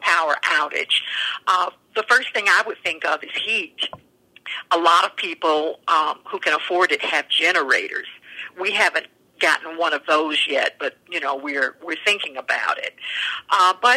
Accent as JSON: {"language": "English", "region": "Arkansas", "country": "United States", "also_born_or_lived": "New York", "moved": "yes", "lives_now": "Vermont, United States", "said": "I'm from Arkansas"}